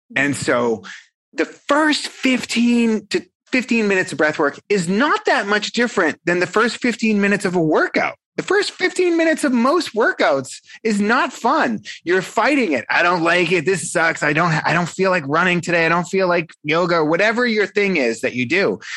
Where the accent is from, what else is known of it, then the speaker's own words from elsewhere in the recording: Boston, Massachusetts, United States; I'm a guy from South Boston, you know, the South Shore of Boston, Massachusetts